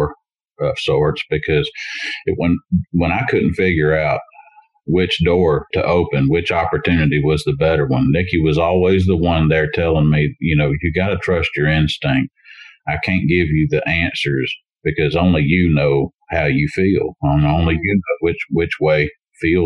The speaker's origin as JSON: {"language": "English", "town": "Montgomery", "region": "Alabama", "country": "United States", "tie": "born or raised there", "said": "my hometown in Montgomery, Alabama"}